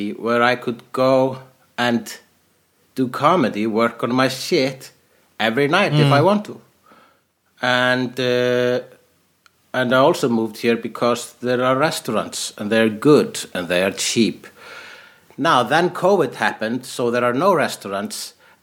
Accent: Iceland; I am an Icelandic person

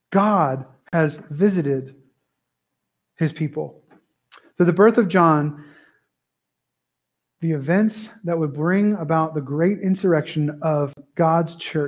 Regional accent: California, United States; born there; also born or lived in Texas / Wyoming / Idaho; Well, I was born in Southern California, and I don't usually have been to that in Montana. That doesn't usually go well. Oh, you're one of those Californians. Then I went to Texas and got healed a little bit. And then I moved to Wyoming, then Idaho

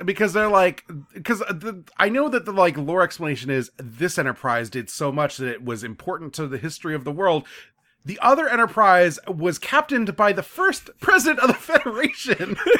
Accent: Orlando, Florida, United States; I'm from Orlando

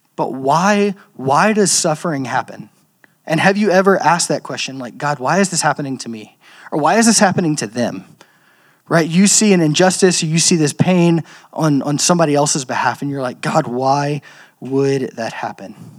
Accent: Louisiana, United States; I'm from Louisiana, um, the land of cultural Christianity

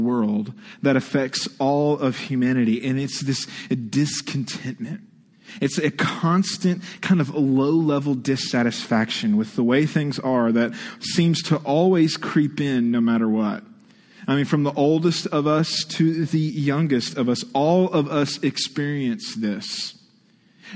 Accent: Texas, United States; now in Ohio, United States; I was born and raised in Texas.

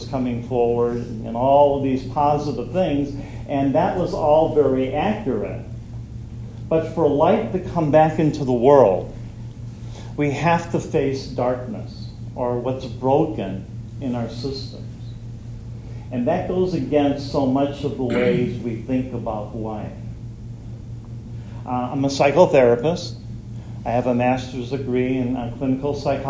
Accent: Fort Wayne, Indiana, United States; I'm from Fort Wayne, Indiana

